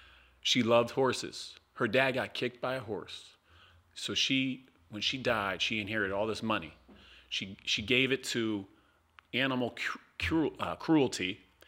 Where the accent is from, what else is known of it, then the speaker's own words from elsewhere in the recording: Waterbury, Connecticut, United States; And I got to share with my dude, Aunt Ireland, also born and raised in Waterbury.